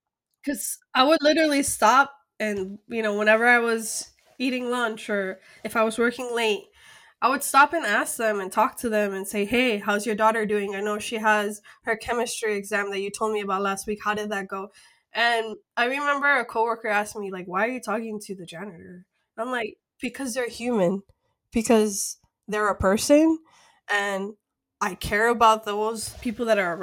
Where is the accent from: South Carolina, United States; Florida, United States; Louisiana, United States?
Florida, United States; Miami; also born or lived in Colombia; I'm from Miami. I'm from the USA.